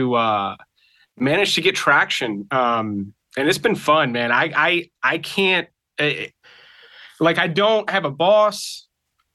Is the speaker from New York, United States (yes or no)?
no; South Mississippi, United States; moved away as an adult; now in Atlanta, United States; I'm originally from Mississippi